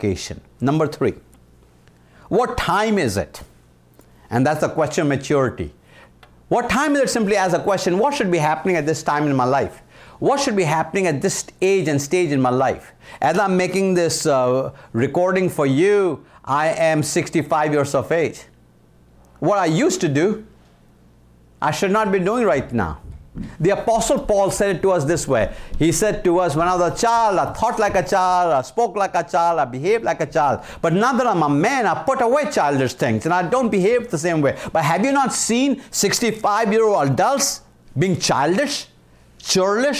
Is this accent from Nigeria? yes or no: no; India; moved away as an adult; now in United States; I was from India, so we spoke British English